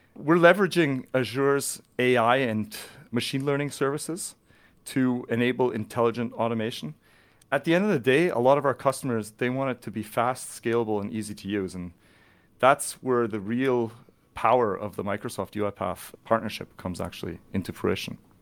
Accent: near Vancouver, British Columbia, Canada; moved away as an adult; also born or lived in Zurich Highlands, Switzerland; now in Switzerland; I'm born and raised near Vancouver in, uh, beautiful British Columbia in Canada

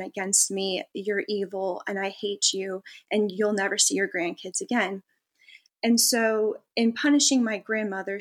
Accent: California, United States; I grew up in California, so Vegas wasn't very far.

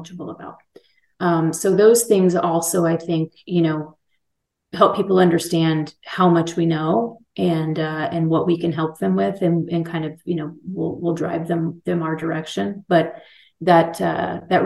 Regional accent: Texas, United States; moved away as an adult; also born or lived in Colorado; This is my home state

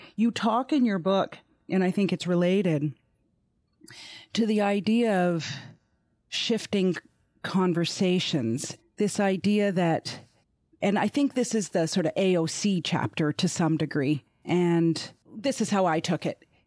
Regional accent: Canada; I'm Canadian

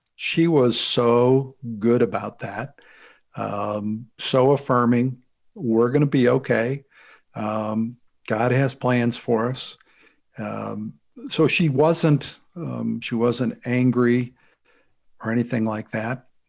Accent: St. Louis, Missouri, United States; I was, uh, born and raised in the Saint Louis, Missouri area.

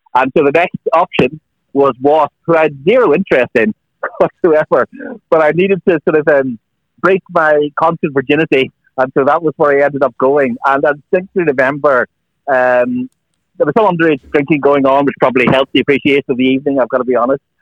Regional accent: Northern Ireland, United Kingdom; I grew up in Northern Ireland

